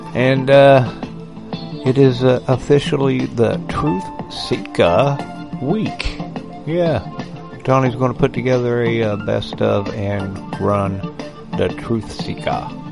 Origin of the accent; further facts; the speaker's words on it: United States; I grew up in a, in America where they didn't hate um, anybody that believed in God and Jesus.